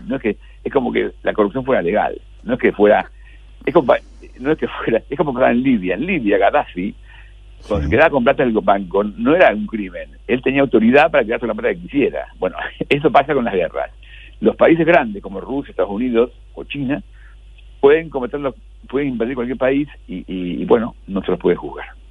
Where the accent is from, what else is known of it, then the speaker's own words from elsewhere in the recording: Argentina; somos los argentinos